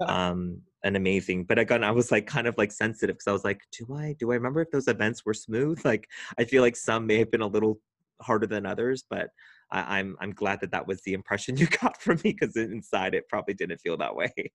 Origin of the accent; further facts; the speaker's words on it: Orange County, California, United States; moved away as an adult; now in West Hollywood, United States; I'm from Orange County, California, and moved up to West Hollywood about twelve years ago